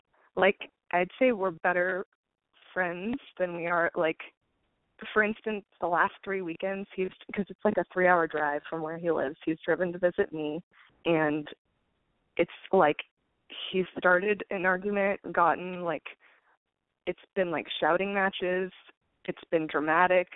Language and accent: English; California, United States; now in Austin, United States; I currently live in Austin, Texas, but I'm originally from California.